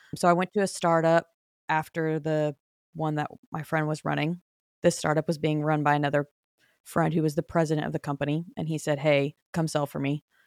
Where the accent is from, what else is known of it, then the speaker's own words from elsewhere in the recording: Phoenix, Arizona, United States; moved away as an adult; also born or lived in Nashville; born and raised in Phoenix